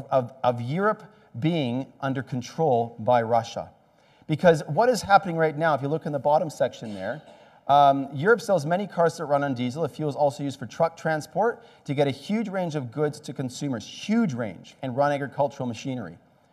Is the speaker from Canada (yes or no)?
yes; Canada; also born or lived in Australia; maybe it's because I'm an electrician and I'm Canadian and Australian